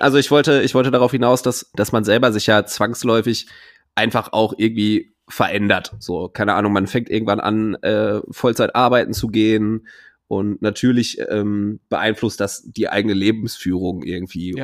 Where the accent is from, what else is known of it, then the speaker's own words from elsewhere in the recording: Ruhr area, North Rhine-Westphalia, Germany; bei uns im Pott